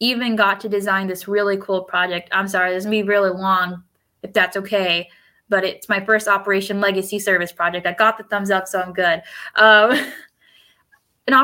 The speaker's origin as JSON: {"language": "English", "country": "United States", "first_language": "Spanish", "second_language": "English", "said": "I'm a first-gen American, first-gen college student, first-gen college grad, but also an English second language learner. Spanish is my first language"}